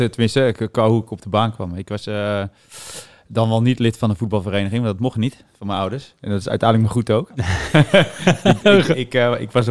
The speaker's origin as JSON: {"language": "Dutch", "town": "Woerden", "region": "Utrecht", "country": "Netherlands", "tie": "born or raised there", "also_born_or_lived": "Delft", "said": "ik was één toen, eh, toen ik hier kwam wonen met mijn"}